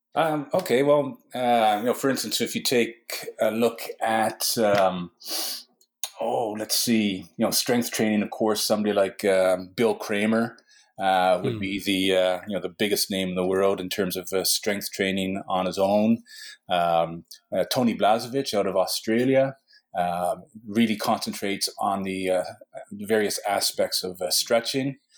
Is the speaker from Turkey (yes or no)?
no; Western Canada, Canada; now in Newfoundland, Canada; I was born in Western Canada